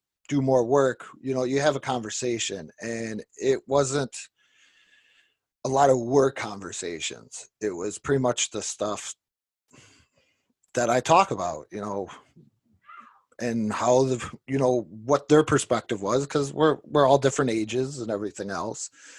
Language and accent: English; Niagara Falls, New York, United States; I'm from Niagara Falls